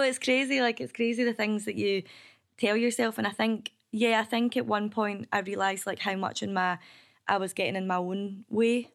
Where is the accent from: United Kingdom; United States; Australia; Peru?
United Kingdom; Kilbarchan, Scotland; also born or lived in Biggar; I grew up in Kilbarkin